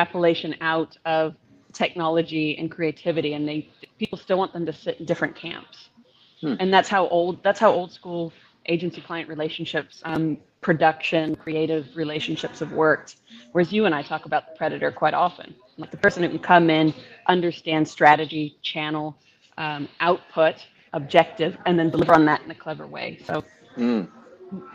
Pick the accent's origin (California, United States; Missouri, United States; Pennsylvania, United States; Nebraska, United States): California, United States; San Diego; now in New Zealand; I'm from San Diego.